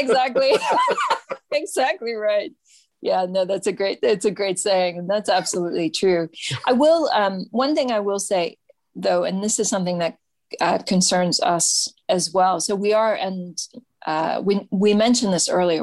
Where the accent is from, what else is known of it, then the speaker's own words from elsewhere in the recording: United States; I'm an American